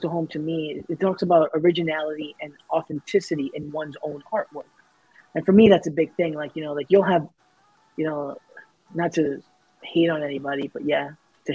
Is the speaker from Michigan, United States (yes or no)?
no; New York City, New York, United States; the neighborhood I grew up in South Ozone Park, Queens